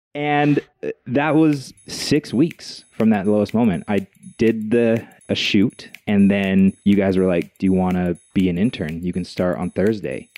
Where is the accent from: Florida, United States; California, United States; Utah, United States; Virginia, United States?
Utah, United States; Logan; now in Utah Valley, United States; I grew up in Logan, Utah, small town, uh, raised by a single mom